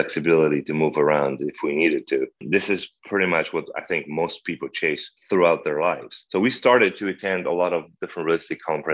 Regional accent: Poland; moved away as an adult; also born or lived in Krakow, Poland / Canada / Pennsylvania, United States; now in Arcadia, Arizona, United States; I was born and raised in Poland

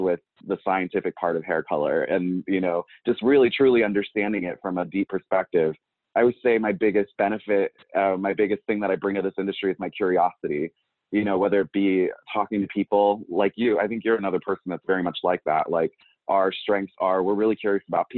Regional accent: York, Pennsylvania, United States; moved away; also born or lived in Pittsburgh / Georgia; I'm from York, Pennsylvania. I've kind of bounced around. I've lived out in Pittsburgh. I've lived down in Georgia for a little period of time

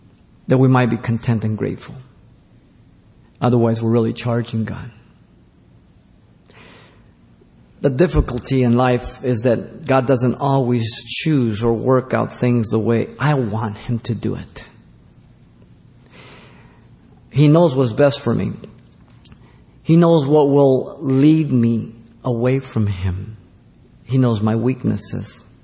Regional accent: Baldwin Park, California, United States; Growing up in Baldwin Park

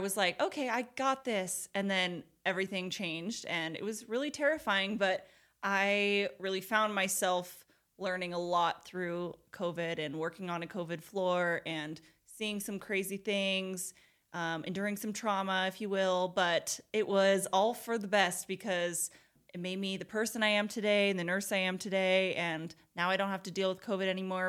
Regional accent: Portland, Oregon, United States; moved away as an adult; now in Utah, United States; I was born and raised in Portland, Oregon, and I lived there my whole life until I was twenty-two.

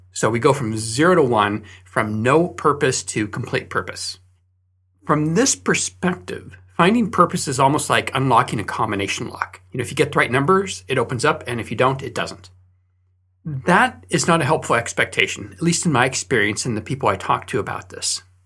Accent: Fresno, California, United States; moved away; So I grew up in Fresno, California, and there, during winter, they have a lot of fog.

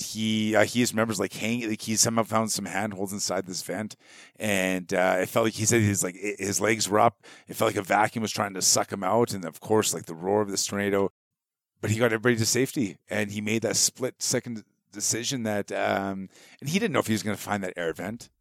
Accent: Canada; being Canadian

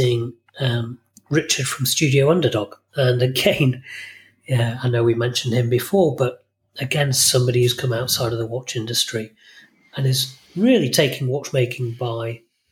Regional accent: Bolton, North West England, United Kingdom; now in Isle of Man; I was brought up in Bolton and on the outskirts of Bolton.

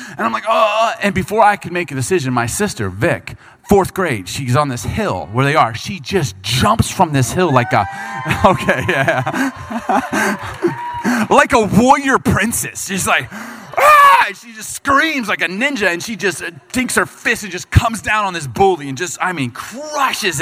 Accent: Bartlett, Illinois, United States; growing up in Chicago, we grew up when I was in middle school, we lived in a subdivision called Bartlett

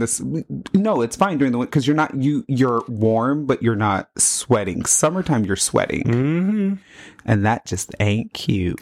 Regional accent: Las Vegas, Nevada, United States; also born or lived in Florida; I grew up in Las Vegas

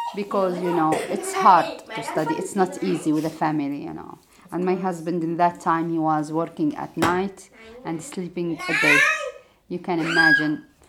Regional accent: Jordan; English is a second language; moved away as an adult; now in Denmark; I am from Jordan. Oh. Yeah, I'm Jordanian

